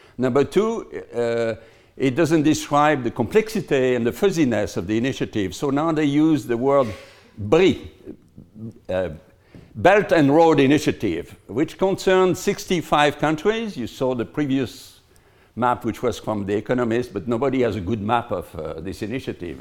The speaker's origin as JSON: {"language": "English", "town": "Lyon", "region": "Auvergne-Rhône-Alpes", "country": "France", "tie": "born or raised there", "said": "in my hometown, in Lyon"}